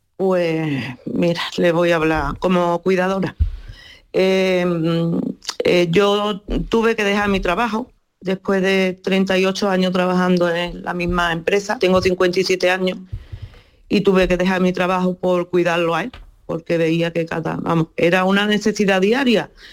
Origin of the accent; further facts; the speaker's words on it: Huelva, Andalusia, Spain; soy de Huelva, ¿no? De Boyullo.